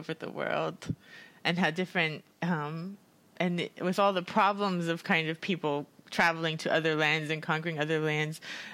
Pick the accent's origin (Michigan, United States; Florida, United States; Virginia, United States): Florida, United States; Miami; now in Sweden; I'm originally from the States, from Miami, Florida